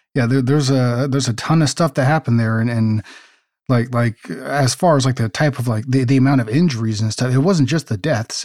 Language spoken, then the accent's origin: English; West Coast, United States; I grew up on the West Coast, not the East Coast